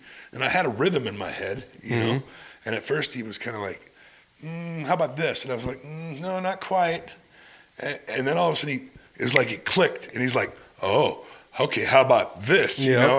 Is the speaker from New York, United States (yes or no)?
no; Clint, Texas, United States; You know, I came from Clint.